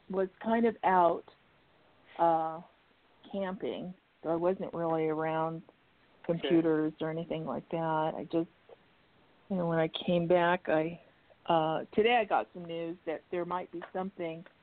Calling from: Arizona, United States; Uh, …, Arizona, and Virgo.

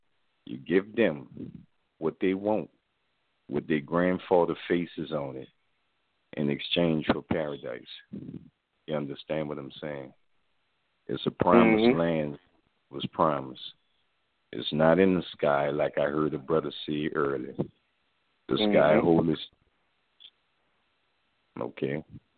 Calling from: New Orleans, Louisiana, United States; I'm calling from New Orleans.

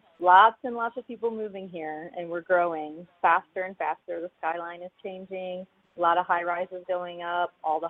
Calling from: Austin, Texas, United States; Austin, Texas.

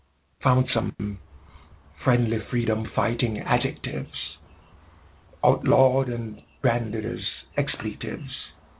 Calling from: Jamaica

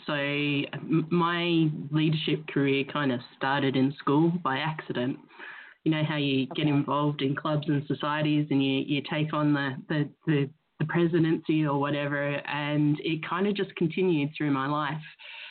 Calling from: Glasgow, Scotland, United Kingdom; I'm in Glasgow, Scotland, so it's Glasgow, afternoon Glasgow.

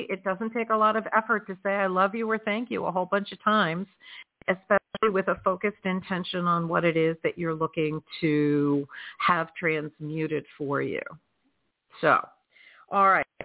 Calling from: Georgia, United States; I am calling from Georgia.

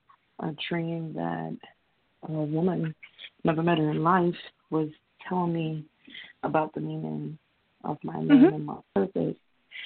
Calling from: Connecticut, United States; I'm calling in from Connecticut.

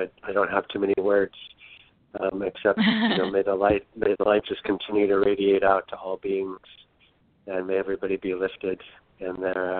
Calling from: Marin County, California, United States; I'm calling from Marin County, California.

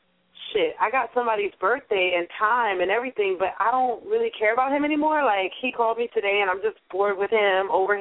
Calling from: New York, United States; I'm calling from New York, but I just have a South Carolina number.

